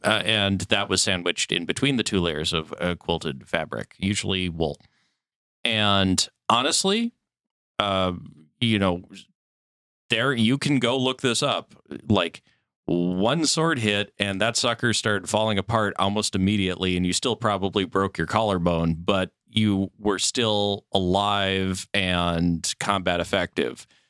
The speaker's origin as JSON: {"language": "English", "region": "Minnesota", "country": "United States", "tie": "born or raised there", "said": "I grew up in Minnesota"}